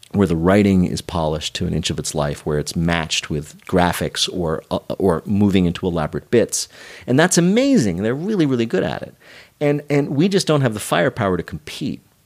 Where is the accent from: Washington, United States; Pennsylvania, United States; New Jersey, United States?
New Jersey, United States; moved away as an adult; also born or lived in New York; I grew up in the New Jersey suburbs